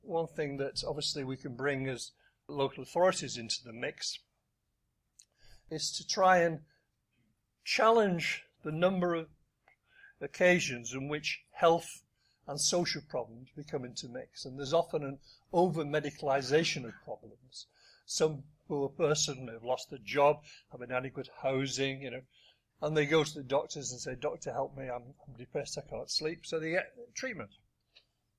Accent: Wigan, North West England, United Kingdom; I come from Wigan, I'm a Labour politician

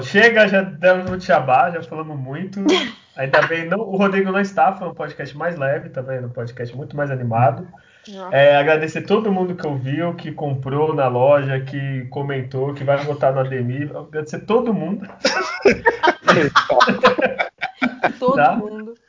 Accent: Santos, São Paulo, Brazil; eu sou de Santos

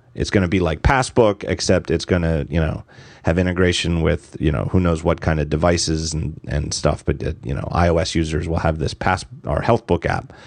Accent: outside Philadelphia, Pennsylvania, United States; I'm in Philadelphia now, and I, I grew up in outside

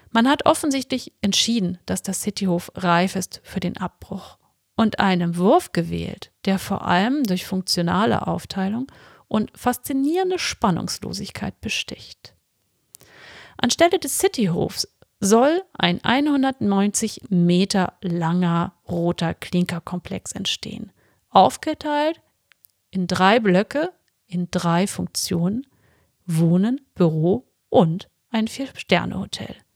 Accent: Kiel, Schleswig-Holstein, Germany; Aber ich komme aus Kiel und wir Kieler wissen, äh, gute Architektur und sinnvolle Architektur hat nicht immer was mit Schönheit zu tun.

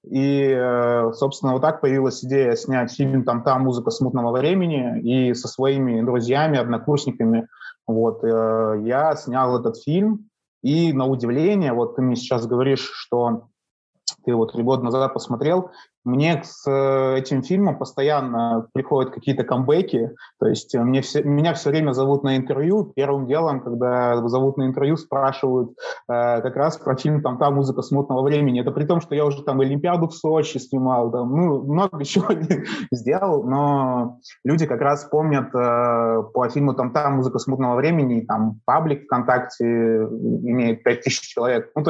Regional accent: Kamchatka Krai, Russia; now in Saint Petersburg, Russia; я живу в Петербурге, но я не коренной петербуржец. Я приехал сюда с Камчатки, вот, э, с далекой.

